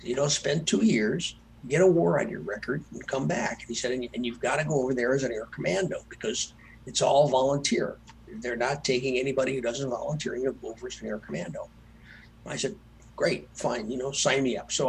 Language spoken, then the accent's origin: English; Earlville, Illinois, United States; my hometown where I grew up, a little town called Earlville, Illinois